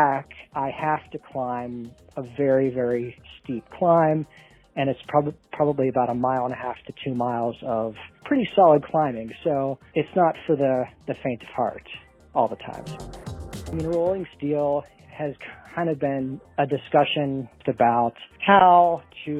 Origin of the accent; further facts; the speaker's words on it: Pittsburgh, Pennsylvania, United States; I'm from Pittsburgh, Pennsylvania